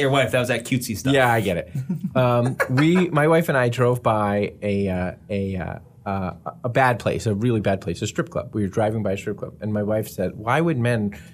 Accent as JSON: {"language": "English", "country": "United States", "said": "half this podcast is the U.S. freaking"}